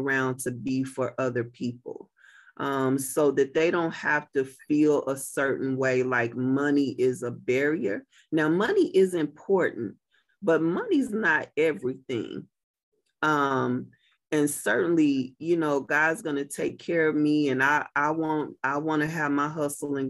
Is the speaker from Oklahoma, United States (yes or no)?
yes; Muskogee, Oklahoma, United States; now in Tulsa, United States; I'm really an …